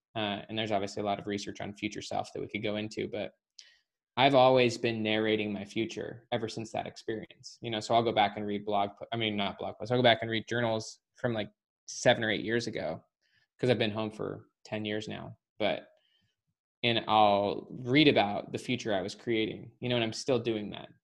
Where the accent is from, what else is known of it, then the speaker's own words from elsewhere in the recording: Salt Lake City, Utah, United States; moved away; Salt Lake City.